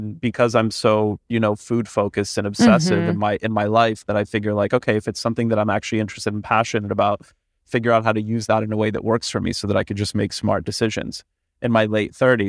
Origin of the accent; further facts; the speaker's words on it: Canada; I'm Canadian